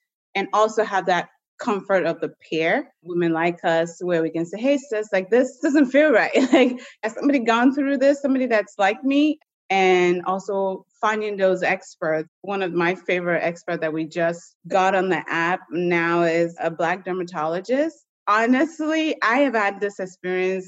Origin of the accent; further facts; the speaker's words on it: United States; also born or lived in Nigeria; growing up in the States, going to nursing school